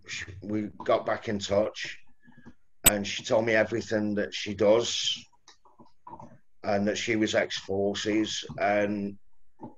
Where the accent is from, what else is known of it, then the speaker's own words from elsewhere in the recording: Stoke-on-Trent, West Midlands, United Kingdom; also born or lived in Southampton; I was born in Bedstead in Fenton.